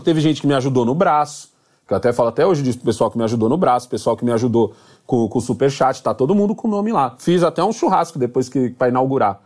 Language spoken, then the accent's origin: Portuguese; Brazil; eu sou brasileiro.